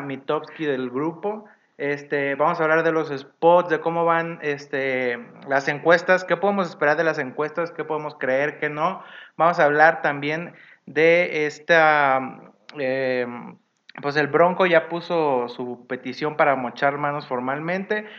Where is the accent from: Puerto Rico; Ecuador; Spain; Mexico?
Mexico; Mazatlán, Sinaloa; moved away; yo no soy de acá, yo soy de Sinaloa.